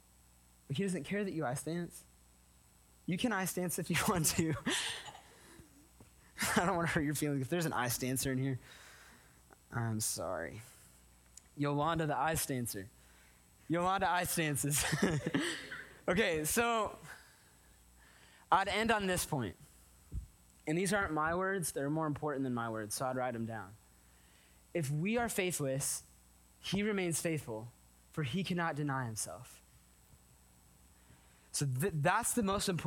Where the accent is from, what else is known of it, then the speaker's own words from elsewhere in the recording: California, United States; moved away; We're from California